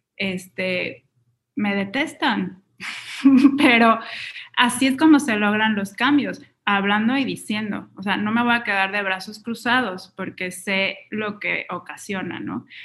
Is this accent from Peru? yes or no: no; Mexico; también es una marca mexicana, entonces estoy beneficiando la economía local del país de donde vengo